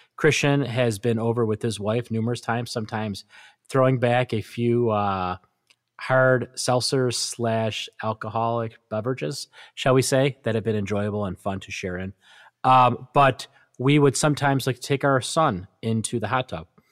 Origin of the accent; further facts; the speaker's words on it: Western New York, United States; growing up in Western New York as a diehard Buffalo Bills fan